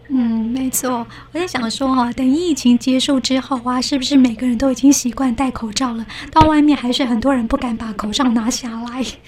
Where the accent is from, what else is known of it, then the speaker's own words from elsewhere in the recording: Taiwan; 我们台湾人